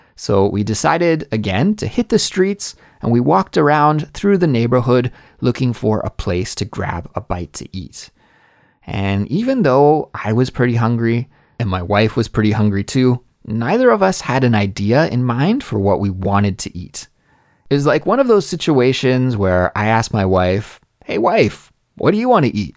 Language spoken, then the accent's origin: English; Canada; moved away as an adult; also born or lived in Korea; now in South Korea; my home country of Canada